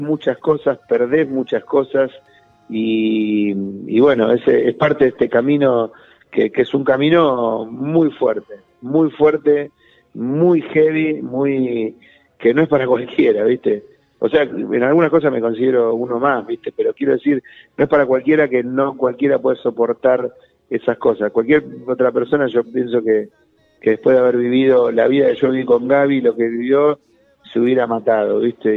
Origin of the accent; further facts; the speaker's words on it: Santa Fe, Argentina; moved away; volver a ir a Santa Fe, a mi tierra natal, a ver a mi familia de sangre